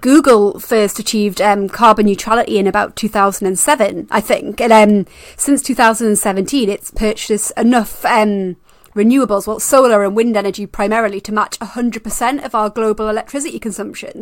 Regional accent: Newcastle upon Tyne, North East England, United Kingdom; near Newcastle upon Tyne, which happens to be my hometown

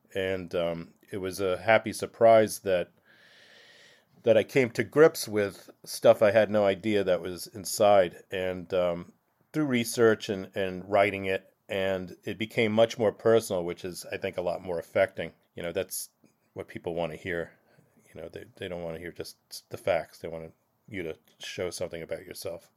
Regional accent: Blauvelt, New York, United States; growing up in Blauwelt, as opposed to, say, Orangeburg or Japan, where there's a Jewish population, I really felt like an outsider

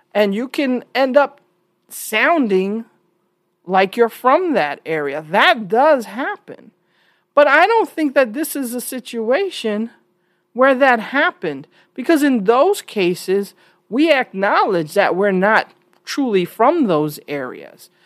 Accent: New York, United States; also born or lived in Texas; I'm from New York

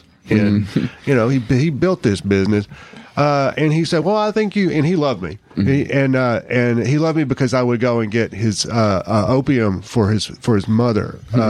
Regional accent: McMinnville, Tennessee, United States; like in the small town. I'm from McMinnville, Tennessee, like small mm-hmm. town.

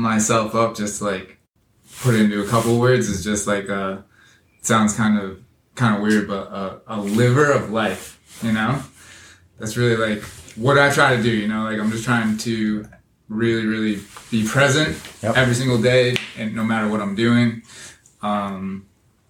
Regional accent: Fairfield, Connecticut, United States; I grew up in the Fairfield, Bridgeport area

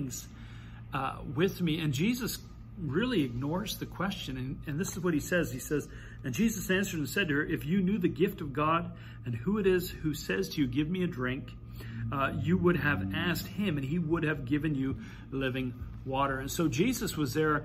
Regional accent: Mississauga, Ontario, Canada; I grew up in Mississauga

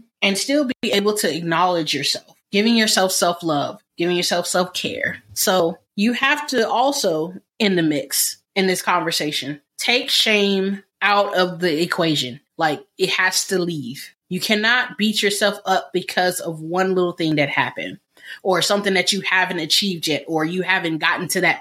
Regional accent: United States; I am African American.

